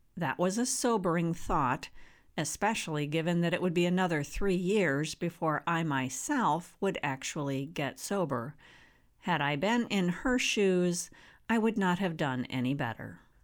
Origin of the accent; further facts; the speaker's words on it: Barron County, Wisconsin, United States; I was born and raised in Barron County, a humble rural area in northwest Wisconsin